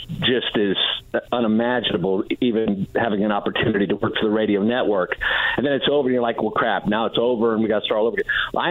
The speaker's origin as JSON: {"language": "English", "town": "Delphos", "region": "Ohio", "country": "United States", "tie": "born or raised there", "said": "The A&W in Delphus, Ohio, my hometown"}